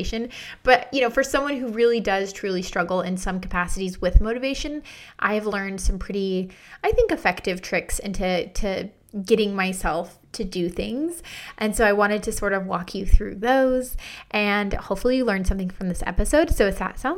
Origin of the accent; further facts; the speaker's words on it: United States; I'm from the United States